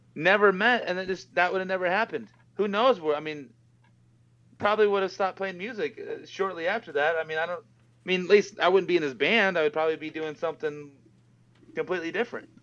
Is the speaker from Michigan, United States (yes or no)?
no; Boise, Idaho, United States; moved away as an adult; now in Las Vegas, United States; me and Dave, the bassist, we met when we were in uh, junior high in Boise, Idaho